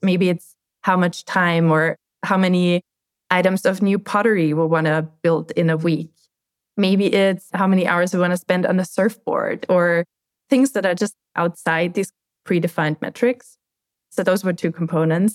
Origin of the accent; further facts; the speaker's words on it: Austria; moved away as an adult; now in United States; I'm growing up in Austria